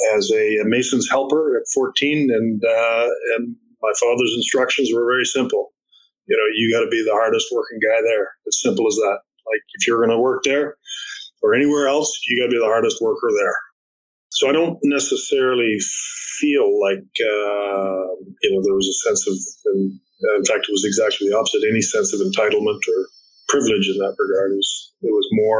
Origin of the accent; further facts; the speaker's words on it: Florenceville, New Brunswick, Canada; growing up in Florenceville is just a wonderful experience